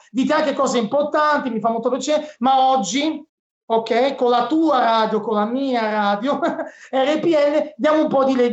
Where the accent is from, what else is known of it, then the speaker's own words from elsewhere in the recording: Cinisello Balsamo, Lombardy, Italy; Io sono di Cinisamo Bassamo, in provincia